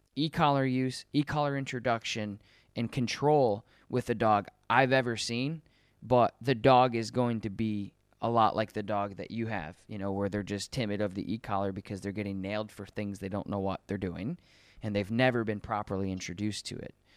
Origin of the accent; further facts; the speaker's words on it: Colorado, United States; moved away; I'm from Col- I was born in Colorado